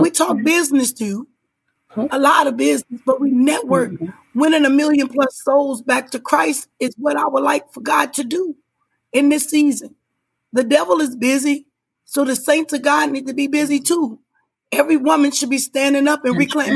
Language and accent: English; Illinois, United States; I was raised up in Illinois